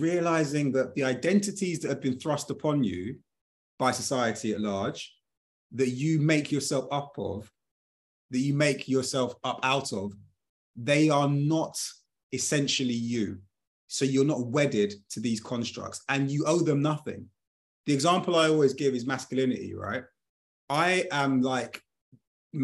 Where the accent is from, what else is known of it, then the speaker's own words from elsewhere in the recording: United Kingdom; I was born in 1982 in the United Kingdom